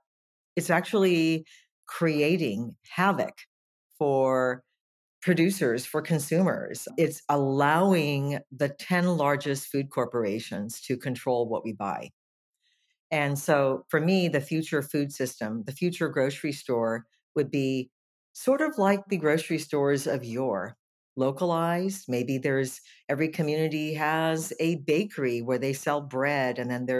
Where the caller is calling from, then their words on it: Nicasio, California, United States; I am from the little town of Nicasio, which is in West Marin in California, about 45 minutes north of San Francisco.